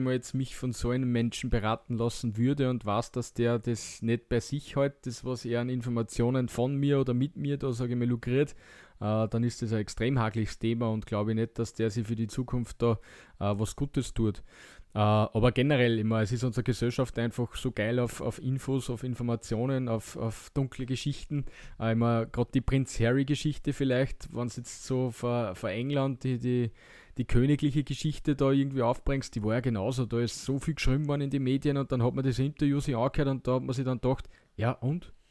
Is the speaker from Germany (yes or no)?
no; Austria; wir als Österreicher